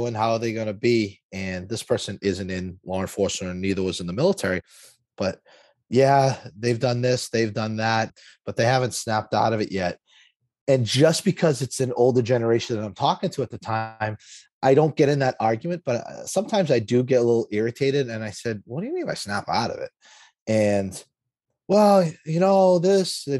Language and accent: English; Lawrence, Massachusetts, United States; I grew up in Lawrence, Massachusetts.